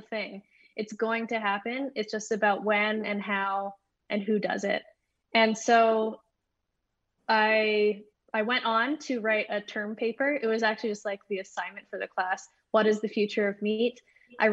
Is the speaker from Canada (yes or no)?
yes; Edmonton, Alberta, Canada; I grew up here in Edmonton, Alberta